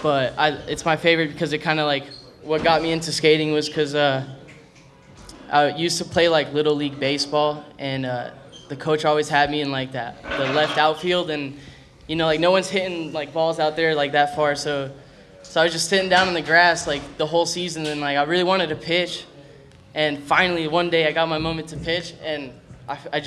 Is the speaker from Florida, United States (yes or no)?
yes; Boca Raton, Florida, United States; also born or lived in Miami, Florida; I actually grew up in Boca Raton